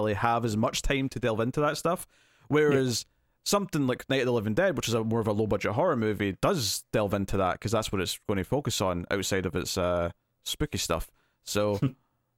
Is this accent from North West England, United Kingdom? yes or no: no; Scotland, United Kingdom; I'm Scottish